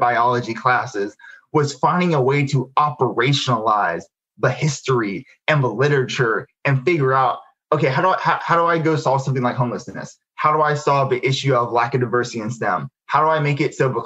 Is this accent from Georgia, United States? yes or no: yes; Albany, Georgia, United States; I grew up in Albany, Georgia. So this is, you know, Southwest Georgia